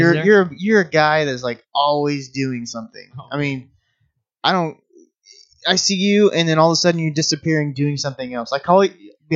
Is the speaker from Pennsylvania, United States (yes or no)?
no; Iowa, United States; moved away; I grew up in Iowa, but it was a really small town, you know, Farmville kind of city.